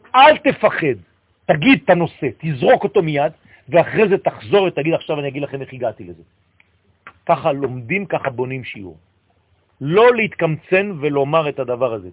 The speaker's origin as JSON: {"language": "Hebrew", "country": "France", "tie": "born or raised there", "moved": "yes", "lives_now": "Israel", "said": "אני גדלתי בצרפת"}